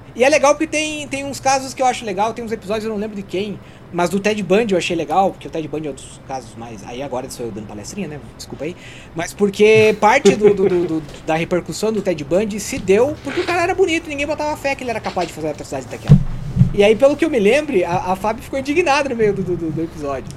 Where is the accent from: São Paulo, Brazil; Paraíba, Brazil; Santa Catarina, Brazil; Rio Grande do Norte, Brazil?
Santa Catarina, Brazil; born or raised there